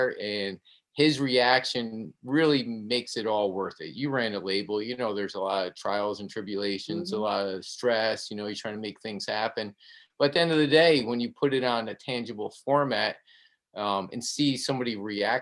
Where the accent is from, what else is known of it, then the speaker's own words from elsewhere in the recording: Albany, New York, United States; also born or lived in Colonie, New York; I'm from Albany, born and raised, actually grew up in the, you know, the city part of Albany, then moved to Colony, which is like the suburbs of Albany.